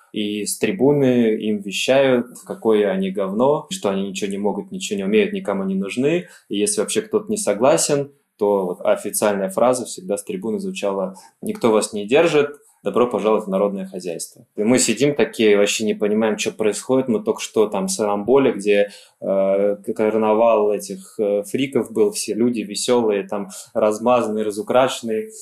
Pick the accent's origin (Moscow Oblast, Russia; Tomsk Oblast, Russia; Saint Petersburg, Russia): Moscow Oblast, Russia; Elektrostal; Электросталь мой родной город